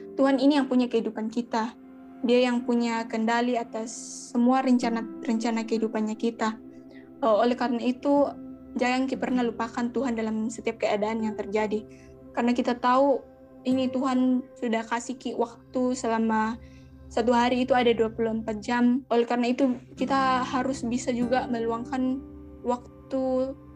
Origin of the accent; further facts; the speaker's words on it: Toraja, South Sulawesi, Indonesia; also born or lived in Rantepao / Bori; saya orang Toraja